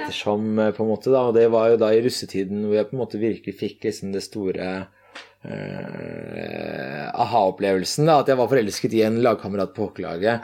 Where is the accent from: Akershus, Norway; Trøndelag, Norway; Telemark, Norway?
Akershus, Norway; Asker; hjemme i Asker da, så er barndomsrommet til meg og broren min mm. intakt